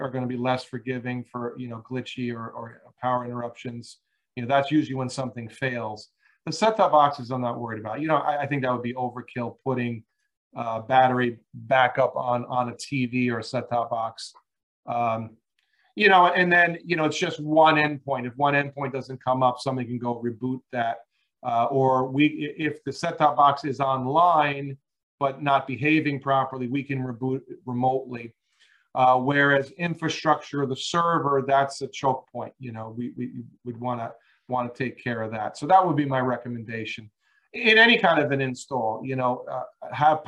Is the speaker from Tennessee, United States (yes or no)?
no; Long Island, New York, United States; moved away; I grew up back east. I grew up on Long Island